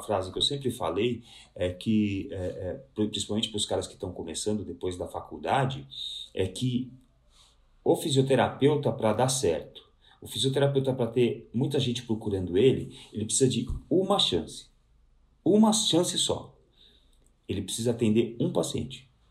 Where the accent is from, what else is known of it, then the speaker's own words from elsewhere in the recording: Santo André, São Paulo, Brazil; eu sou de Santo André, eu estou, eu estou até hoje em Santo André, né, apesar de trabalhar a vida inteira em São Paulo